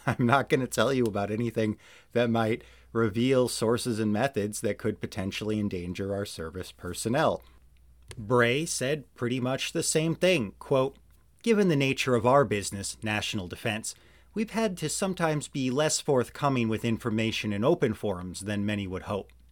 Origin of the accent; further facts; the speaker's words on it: Missouri, United States; also born or lived in Georgia (country); I'm back in the United States and I'm in my home state of Missouri